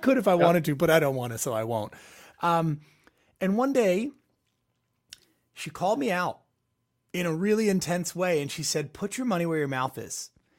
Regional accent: West Chester, Pennsylvania, United States; I drove up 2 hours at the time. I was from Westchester, PA to New York City.

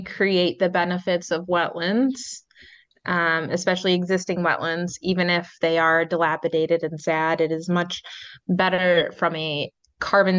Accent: Midwest, United States; moved away; I'm from the Midwest

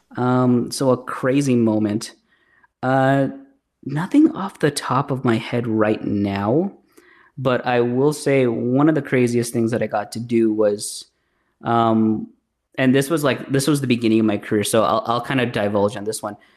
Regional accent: Bambang, Nueva Vizcaya, Philippines; now in Canada; I was originally born in the Philippines, uh, in a small province town called Bambang

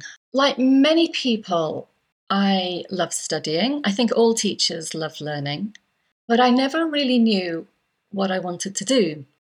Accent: Yorkshire and the Humber, United Kingdom; also born or lived in Cyprus; I am indeed British. I'm English. I'm from the northeast, from North Yorkshire. But before I was 10, I'd spent 6 years of my life living in Cyprus because of my dad's job.

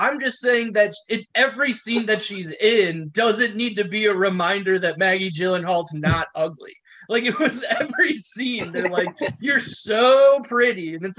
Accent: United Kingdom; Well, the worst part is like, even know we're British.

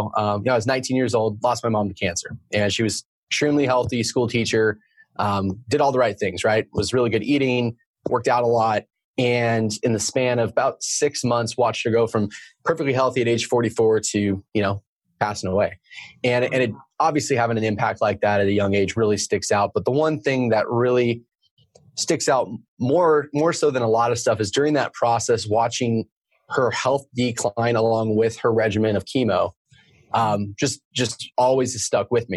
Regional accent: Oregon, United States; moved away as an adult; also born or lived in Arizona / San Diego; I live here in Oregon. I grew up in Oregon

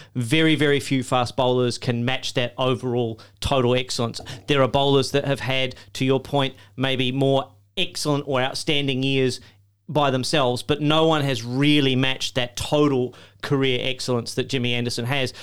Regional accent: Australia; as an Australian.

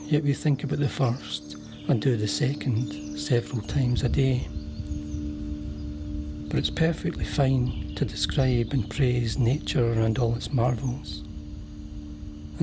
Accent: Hamilton, Scotland, United Kingdom; also born or lived in Cambuslang; Hamilton Central, my hometown, where I was brought up

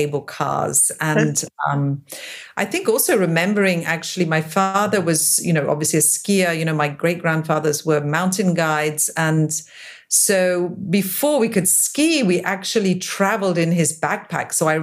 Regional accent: England, United Kingdom; moved away; also born or lived in Geneva, Switzerland / Drogheda, Ireland; I left Switzerland when I was 6 years old. I was born in Geneva. We went to live in England

